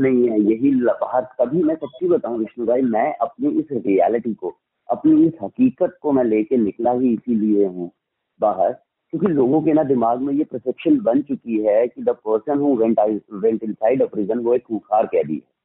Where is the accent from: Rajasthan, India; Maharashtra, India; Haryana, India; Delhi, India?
Delhi, India; also born or lived in Punjab; I born in 1982 in a small village of Punjab, right? And after that came to Delhi. उसके बाद schooling मेरी दिल्ली में हुई सारी